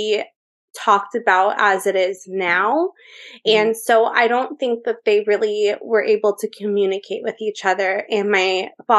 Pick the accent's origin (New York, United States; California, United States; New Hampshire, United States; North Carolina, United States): California, United States; Orange County; also born or lived in Las Vegas; I am from Orange County, California